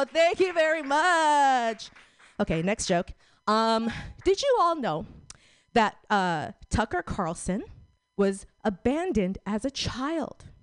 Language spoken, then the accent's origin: English; Philippines; I'm Filipino, not Korean.